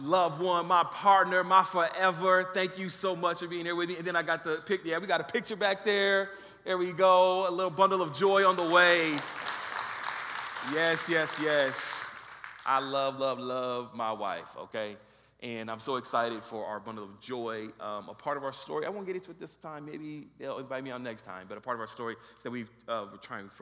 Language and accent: English; Los Angeles, California, United States; moved away as an adult; also born or lived in Riverside, California; now in Boulder, United States; We are originally from Los Angeles, born and raised in Los Angeles, California.